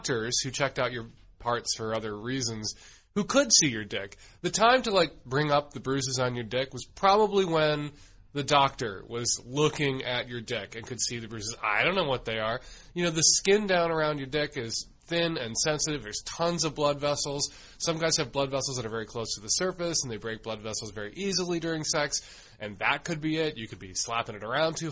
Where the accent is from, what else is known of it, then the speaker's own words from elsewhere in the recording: United States; I grew up in the United States